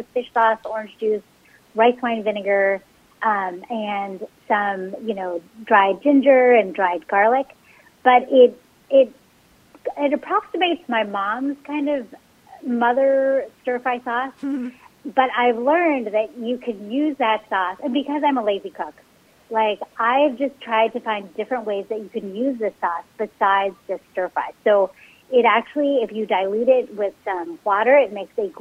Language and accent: English; San Francisco Bay Area, California, United States; born or raised there